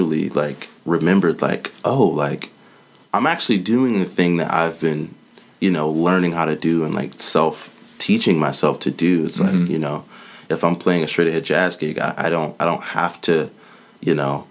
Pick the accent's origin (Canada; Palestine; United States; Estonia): United States; Savannah, Georgia; moved away as an adult; also born or lived in Statesboro, Georgia; now in Atlanta, United States; I grew up in Savannah, went to Georgia Southern, which was like 30 minutes outside